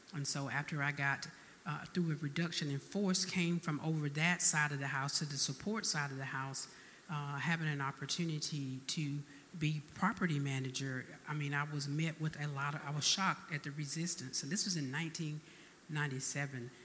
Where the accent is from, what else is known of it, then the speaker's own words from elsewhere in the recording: Albany, Georgia, United States; now in Texas, United States; I, was born and raised in Albany, Georgia